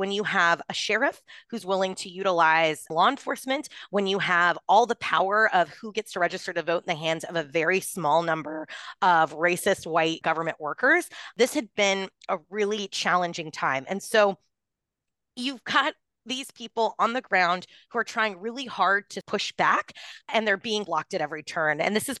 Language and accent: English; Texas, United States; I'm from Texas.